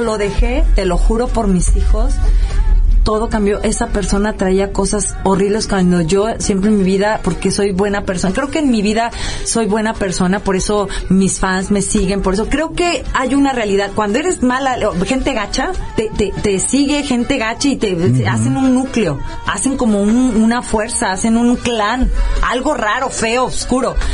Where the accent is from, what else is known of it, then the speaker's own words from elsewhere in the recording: Rioverde, San Luis Potosí, Mexico; moved away; en mi casa en Río Verde, mi mamá hacía una unos que allá en mi pueblo le llamábamos panquequis